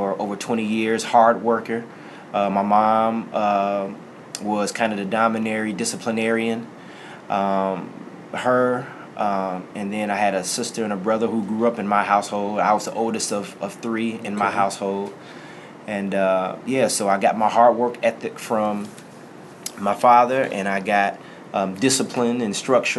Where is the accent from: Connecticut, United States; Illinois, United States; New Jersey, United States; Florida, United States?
Illinois, United States; Bellwood; also born or lived in Chicago, Illinois; I'm from the Chicagoland area originally, born on the inner city west side of Chicago in the Austin community, grew up in Bellwood